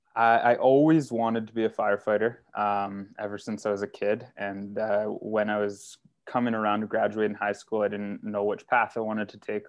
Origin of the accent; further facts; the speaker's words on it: North Bay, Ontario, Canada; moved away as an adult; also born or lived in Timmins; now in Barrie, Canada; I was born and raised in North Bay